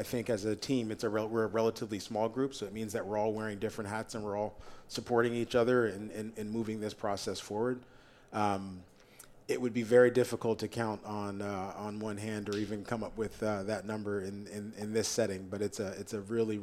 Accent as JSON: {"language": "English", "town": "San Francisco", "region": "California", "country": "United States", "tie": "born or raised there", "said": "I'm a Bay Area guy, born and raised in San Francisco"}